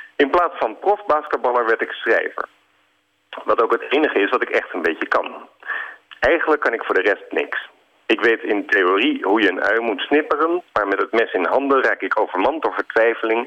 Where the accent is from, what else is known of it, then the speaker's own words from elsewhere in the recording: Alphen aan den Rijn, South Holland, Netherlands; Ik ben opgegroeid in Alfa aan Rijn